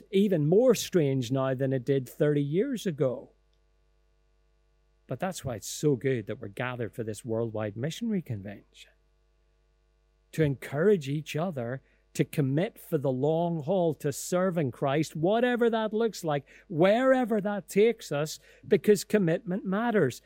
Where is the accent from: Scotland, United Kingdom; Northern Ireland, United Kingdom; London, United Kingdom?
Northern Ireland, United Kingdom; Lisburn; I grew up in Elmwood Presbyterian Church in Ballymacash on the outskirts of Lisburn